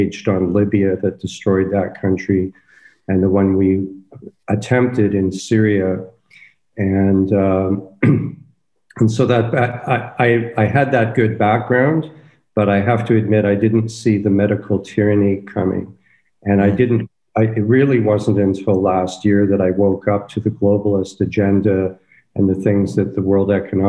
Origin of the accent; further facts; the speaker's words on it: Toronto, Ontario, Canada; I'm from Toronto, went to the U of T